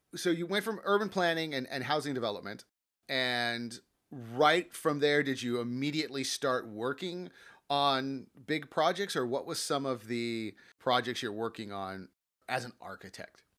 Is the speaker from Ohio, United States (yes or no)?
no; Los Angeles, California, United States; I grew up in the San Fernando Valley